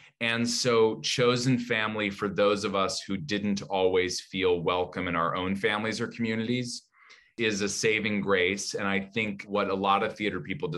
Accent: Pittsburgh, Pennsylvania, United States; I'm from Pittsburgh, and I remember my senior year of high school

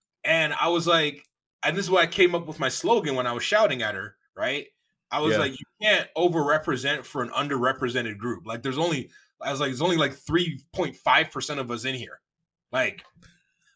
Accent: Toronto, Ontario, Canada; I'm from Toronto

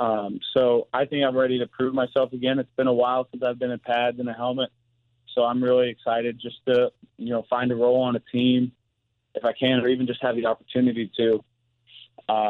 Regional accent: Missouri, United States; play in my home state

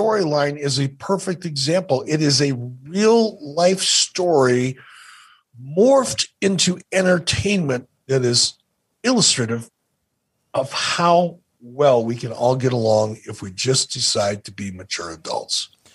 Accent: Detroit, Michigan, United States; When I was a little kid growing up in Detroit, my mom used to drop me off at the Eastgate Theater over on Gratiot

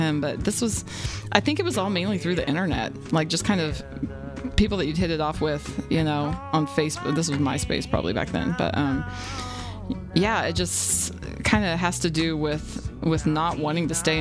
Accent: the Ozarks, United States; also born or lived in the South; now in Seattle, United States; I'm even from the Ozarks, and I moved to Seattle.

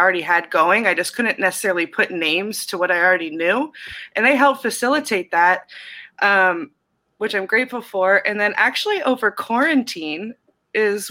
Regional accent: Cincinnati, Ohio, United States; moved away; also born or lived in Harlem, New York; I'm from Cincinnati, Ohio

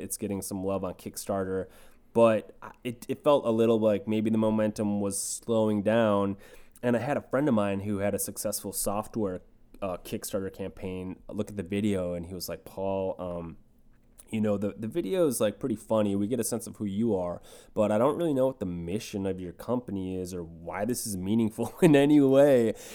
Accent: Red Wing, Minnesota, United States; moved away as an adult; now in Los Angeles, United States; me growing up in Red Wing, Minnesota

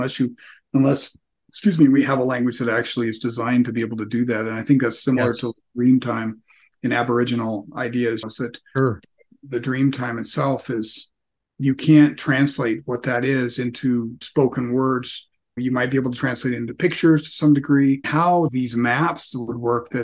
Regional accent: United States; growing up as American in a first world environment

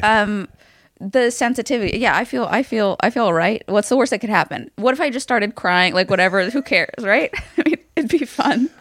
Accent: Los Angeles, California, United States; growing up in Hollywood

